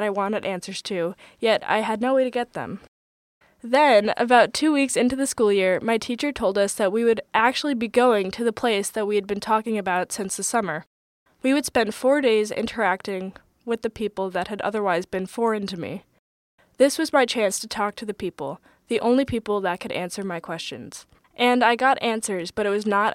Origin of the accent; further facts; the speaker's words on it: Westchester, New York, United States; I'm from Westchester, New York